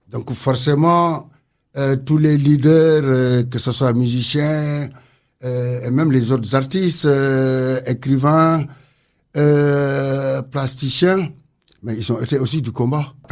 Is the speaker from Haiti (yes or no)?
no; Senegal; now in Lorient, France